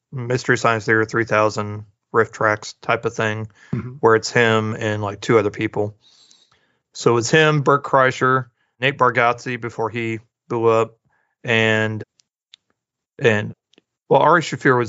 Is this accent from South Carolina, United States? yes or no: no; Springfield, Missouri, United States; moved away; my hometown, Springfield, Missouri